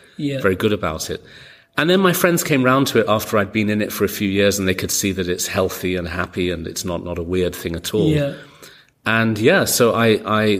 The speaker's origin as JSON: {"language": "English", "region": "London", "country": "United Kingdom", "tie": "born or raised there", "also_born_or_lived": "New York", "moved": "yes", "said": "I grew up in London and then I moved to New York"}